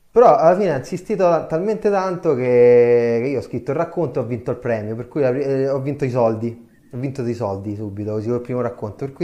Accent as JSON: {"language": "Italian", "town": "Tarquinia", "region": "Lazio", "country": "Italy", "tie": "born or raised there", "said": "e poi all'improvviso nel mio paese, che io sono in un paesino in provincia di Viterbo, si chiama Tarquinia"}